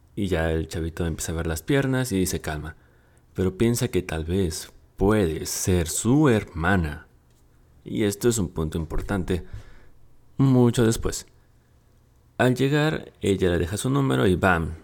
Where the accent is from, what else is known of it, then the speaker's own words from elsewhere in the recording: Mexico; aquí en mi país, en México